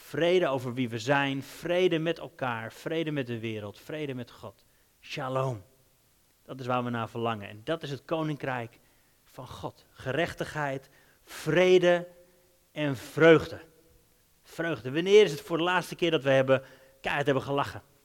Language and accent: Dutch; Netherlands; moved away as an adult; also born or lived in Denmark / England; Wij zijn Hollanders